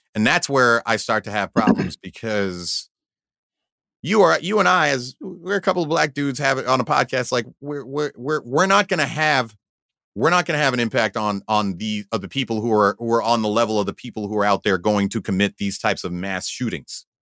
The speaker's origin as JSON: {"language": "English", "town": "Valley Stream", "region": "New York", "country": "United States", "tie": "born or raised there", "said": "I grew up in Valley Stream, Long Island"}